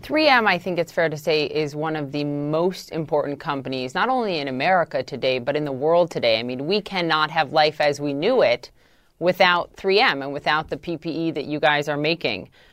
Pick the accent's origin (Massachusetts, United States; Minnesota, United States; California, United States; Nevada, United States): Minnesota, United States; my home state of Minnesota